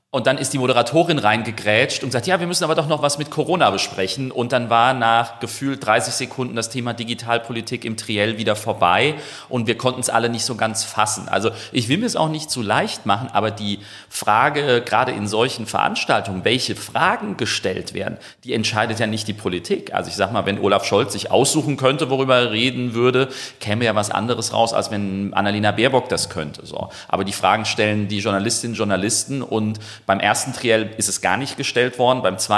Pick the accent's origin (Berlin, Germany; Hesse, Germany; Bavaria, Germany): Hesse, Germany; Groß-Umstadt; Wir sind äh, im Wahlkreis Odenwald in Südhessen und in meiner Heimatstadt in Großumstadt.